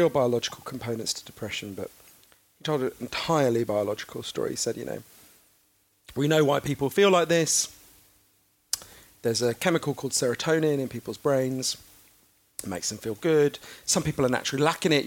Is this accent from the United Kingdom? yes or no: yes; United Kingdom; as you can tell from my weird down to nappy voice, I'm British